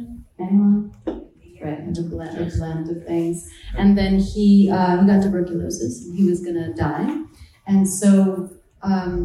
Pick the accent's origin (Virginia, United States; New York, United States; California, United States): New York, United States; moved away as an adult; now in Los Angeles, United States; I'm a New Yorker